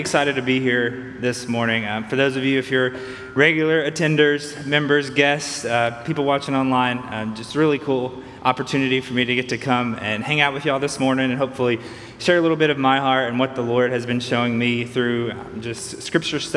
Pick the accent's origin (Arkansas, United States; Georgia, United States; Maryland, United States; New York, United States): Arkansas, United States; Earle; also born or lived in Jackson, Tennessee / Nashville, Tennessee; I grew up in Earl, Arkansas, which is about 30 miles from here on the Arkansas side